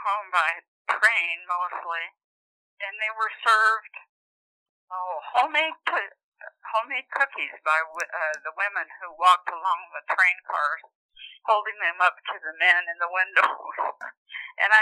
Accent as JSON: {"language": "English", "town": "Cheyenne", "region": "Wyoming", "country": "United States", "tie": "born or raised there", "said": "my mother and I traveled to the state of Wyoming, Cheyenne, to be exact. I was 9 years old when we went to live with relatives on their ranches"}